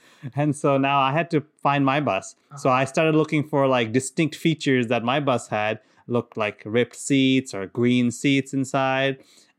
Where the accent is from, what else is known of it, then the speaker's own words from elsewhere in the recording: Qatar; because we grew up in Qatar, And in Qatar, it's Arab. It's an Arab country. So obviously, I didn't speak a word of Arabic.